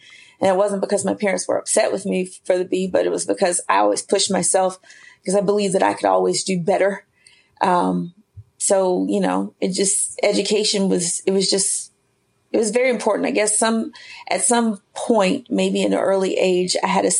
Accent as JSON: {"language": "English", "town": "Spartanburg", "region": "South Carolina", "country": "United States", "tie": "born or raised there", "also_born_or_lived": "Sherrill, South Carolina", "said": "I am originally from South Carolina, born in a small town called Sherrill, South Carolina, but raised in Spartanburg"}